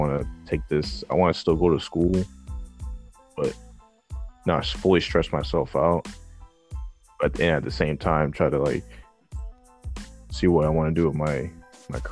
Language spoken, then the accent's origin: English; New York City, New York, United States; I was born in Bronx, New York, 1997, May 6th.